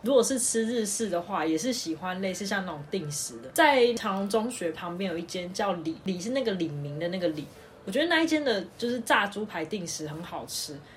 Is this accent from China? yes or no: no; Tainan, Taiwan; 因为我们是台南人